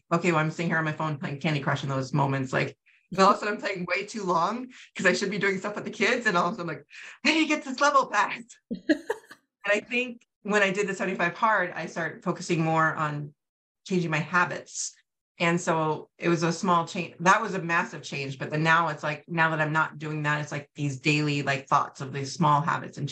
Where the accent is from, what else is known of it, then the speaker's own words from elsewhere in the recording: California, United States; moved away as an adult; also born or lived in New York; now in Wisconsin, United States; I moved back to California, where I'm from